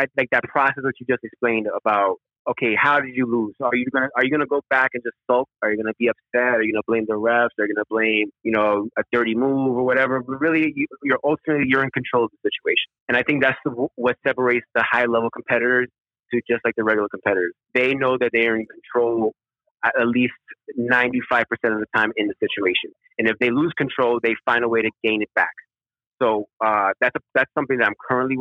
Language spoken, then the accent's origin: English; New York City, New York, United States; Born and raised in the Bronx, still currently live in the Bronx